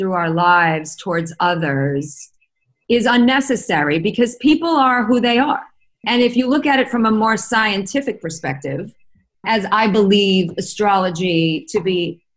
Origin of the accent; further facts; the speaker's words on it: New York, United States; growing up in Manhattan in the 70s